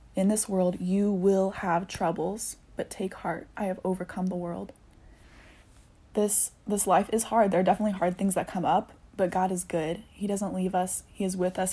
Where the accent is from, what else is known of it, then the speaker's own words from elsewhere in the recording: Indianapolis, Indiana, United States; also born or lived in Chicago area; now in Chicago, United States; I grew up in Indianapolis, dancing and going to school